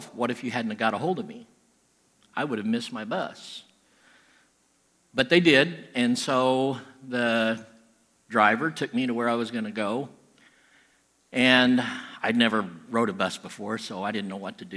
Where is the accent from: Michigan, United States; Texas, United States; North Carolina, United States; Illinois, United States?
Illinois, United States; Southern; I'm from Southern Illinois